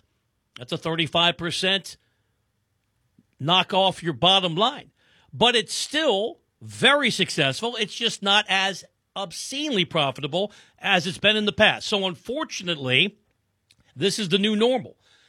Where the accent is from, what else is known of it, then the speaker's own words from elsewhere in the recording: East Coast, United States; I'm originally from the East Coast. I'm sure you can't tell with my sensibility nor my delivery.